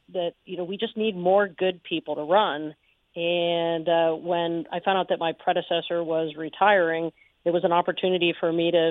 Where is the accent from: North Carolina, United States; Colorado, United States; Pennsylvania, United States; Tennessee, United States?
Pennsylvania, United States; Pittsburgh Airport area; It's an area that I grew up